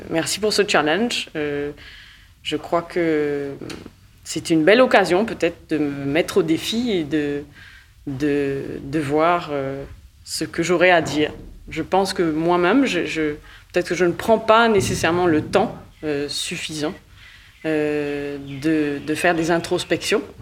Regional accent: Mauritius; born there; Je suis née à Maurice et d'un père mauricien et d'une mère canadienne.

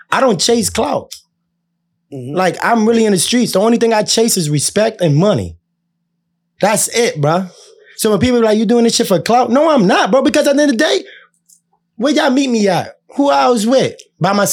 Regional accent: Boston, Massachusetts, United States; I'm from Boston.

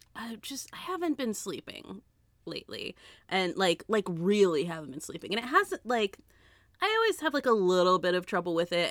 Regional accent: United States; being American

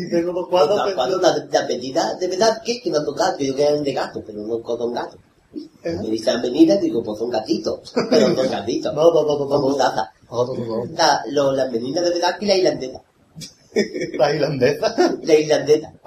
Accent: Cincinnati, Ohio, United States; Que no es que yo sea de paterna, y yo soy de Cincinnati.

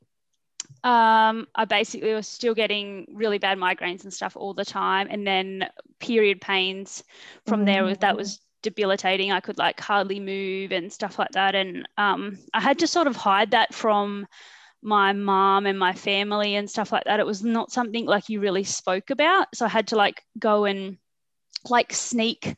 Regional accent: northern New South Wales, Australia; also born or lived in Sydney; I was born in Sydney. We moved up to northern New South Wales, just a little town, and sort of just started school there.

